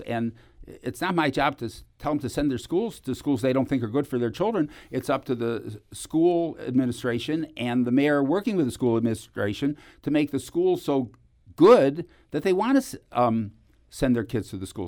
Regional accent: Cleveland, Ohio, United States; moved away; I come from Cleveland

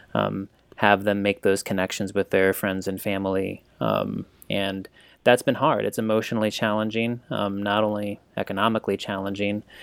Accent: St. Louis, Missouri, United States; I grew up here in St. Louis

